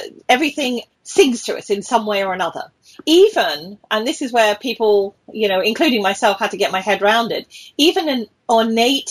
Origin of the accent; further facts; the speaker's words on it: United Kingdom; moved away as an adult; also born or lived in British Columbia, Canada; now in Ontario, Canada; I'm British